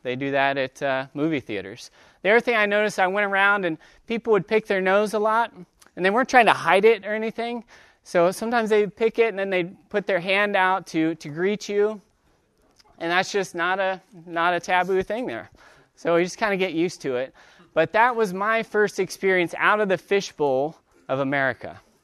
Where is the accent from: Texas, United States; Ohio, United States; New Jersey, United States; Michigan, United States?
Ohio, United States; Dayton; I'm from Dayton, Ohio